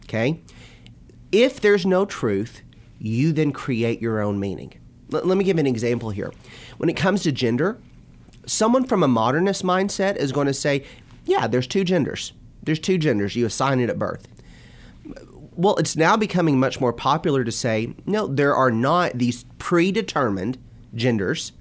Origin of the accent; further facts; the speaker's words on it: Bowling Green, Kentucky, United States; moved away as an adult; also born or lived in Florida / Purdue University, Indiana; now in Louisville, United States; I grew up in Bowling Green and born and raised in Bowling Green.